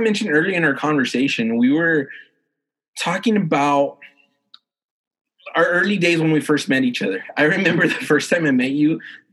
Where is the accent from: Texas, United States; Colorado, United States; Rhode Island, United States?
Texas, United States; El Paso; I'm from El Paso.